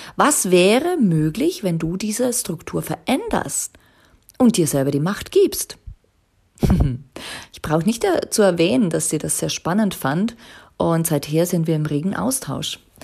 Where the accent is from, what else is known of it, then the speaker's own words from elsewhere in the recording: Liechtenstein; also born or lived in Zurich; ich bin ja aus Liechtenstein ursprünglich